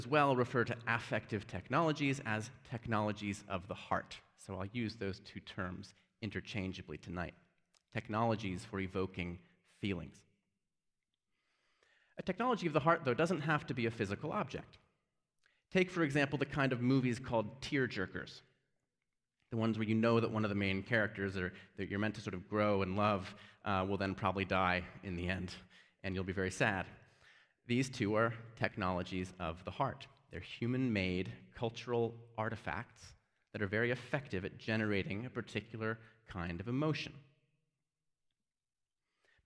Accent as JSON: {"language": "English", "town": "Birmingham", "region": "Alabama", "country": "United States", "tie": "born or raised there", "moved": "yes", "said": "in Birmingham, which I consider my hometown, although I haven't lived here in some time"}